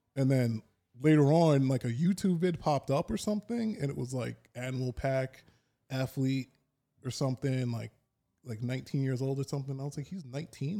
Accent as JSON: {"language": "English", "town": "Dix Hills", "region": "New York", "country": "United States", "tie": "born or raised there", "said": "where I was in Long Island, I grew up in Dix Hills"}